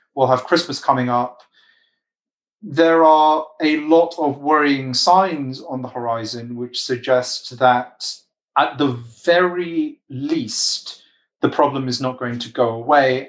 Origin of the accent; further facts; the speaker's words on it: United Kingdom; I'm British